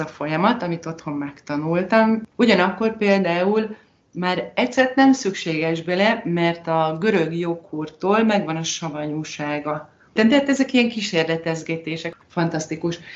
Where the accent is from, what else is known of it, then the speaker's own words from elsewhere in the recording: Hungary; moved away as an adult; now in Spain; mi itt élünk, de magyarok vagyunk